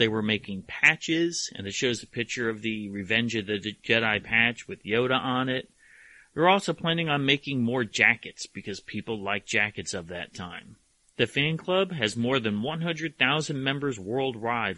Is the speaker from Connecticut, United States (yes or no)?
yes; Hamden, Connecticut, United States; I grew up in Hamden, one town over, North Haven